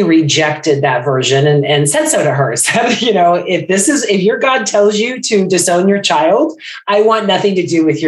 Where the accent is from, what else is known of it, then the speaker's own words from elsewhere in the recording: Bay Area, California, United States; now in Florida, United States; I am in Florida now, originally from California, Bay Area.